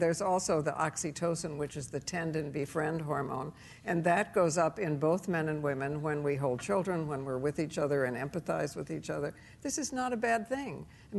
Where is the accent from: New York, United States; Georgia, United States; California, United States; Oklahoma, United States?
New York, United States; moved away; Can I, as a New Yorker, yes. No longer a New Yorker, right?